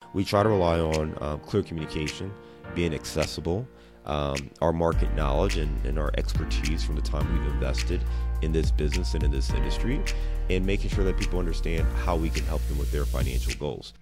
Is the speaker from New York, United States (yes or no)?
no; Cleveland, Ohio, United States; moved away as an adult; now in Cincinnati, United States; I'm from Cleveland